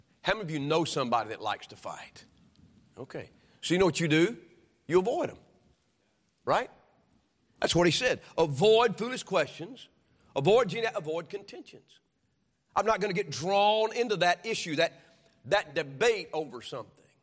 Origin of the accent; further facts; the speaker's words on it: United States; I'm an American and I'm a son of God